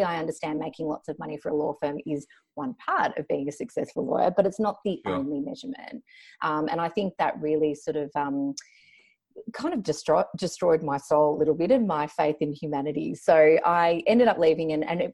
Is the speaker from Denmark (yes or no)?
no; Melbourne, Victoria, Australia; also born or lived in Banbury, England; grew up in Melbourne, one of the luckiest and most livable cities in the world.